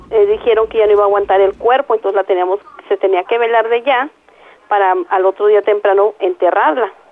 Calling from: Tijuana, Baja California, Mexico; aquí de Tijuana.

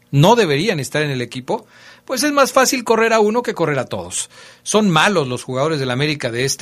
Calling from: Seattle, Washington, United States; de Seattle, Washington.

